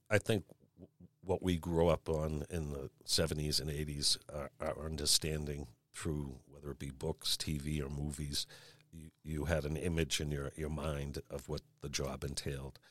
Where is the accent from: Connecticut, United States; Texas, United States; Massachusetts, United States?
Massachusetts, United States; Marshfield; also born or lived in Brockton, Massachusetts / Dorchester, Boston, Massachusetts; I grew up in Marshfield after I was born in Brockton. Uh, then we lived in Dorchester for a while